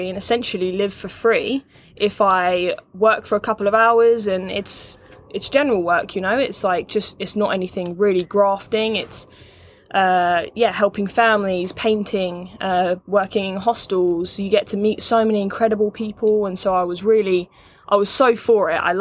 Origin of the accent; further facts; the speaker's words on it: England, United Kingdom; moved away as an adult; also born or lived in California / Canada; I'm from England originally, so I had sixth form.